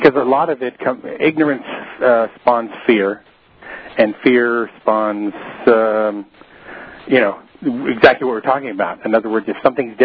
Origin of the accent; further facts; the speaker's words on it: California, United States; also born or lived in New Orleans; I'm from California.